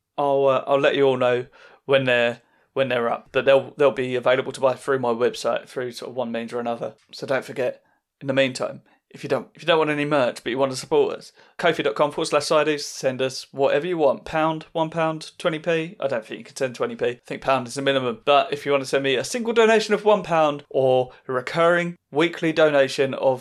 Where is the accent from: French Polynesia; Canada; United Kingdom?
United Kingdom; Southend-on-Sea, East of England; I'm at the Alex next Sunday in Southend, which is my hometown gig.